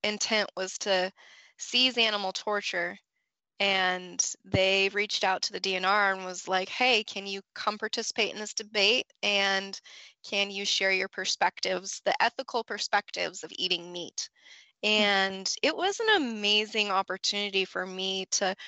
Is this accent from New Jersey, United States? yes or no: no; Colorado, United States; moved away as an adult; also born or lived in Fort Collins, Colorado; now in Georgia, United States; I grew up in Colorado